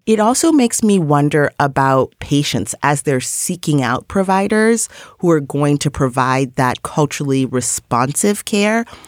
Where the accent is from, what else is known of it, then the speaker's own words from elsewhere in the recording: New York City, New York, United States; as a New Yorker